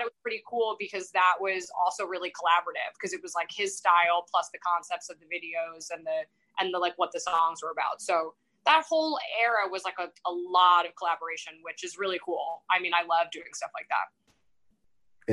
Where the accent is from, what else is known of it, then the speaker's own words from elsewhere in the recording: New York, United States; moved away as an adult; also born or lived in England; I'm from New York